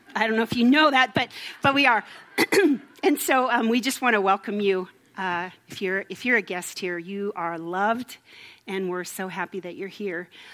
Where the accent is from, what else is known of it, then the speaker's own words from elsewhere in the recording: Minnesota, United States; moved away; I'm from Minnesota